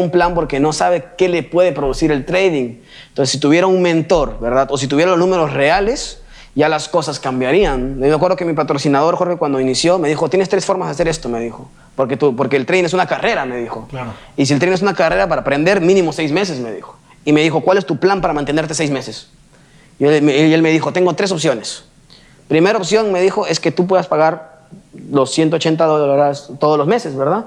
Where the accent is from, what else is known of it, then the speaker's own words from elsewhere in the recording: Peru; yo venga a México siendo peruano